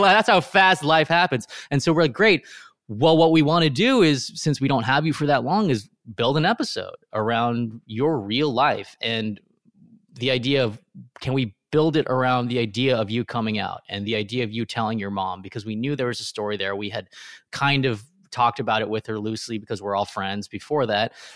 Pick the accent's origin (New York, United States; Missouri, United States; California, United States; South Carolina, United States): California, United States; Riverside; where I grew up in Riverside, California